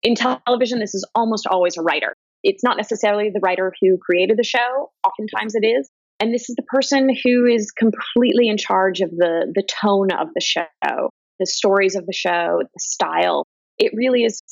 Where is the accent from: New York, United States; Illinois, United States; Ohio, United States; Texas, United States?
Ohio, United States; moved away; I'm from Ohio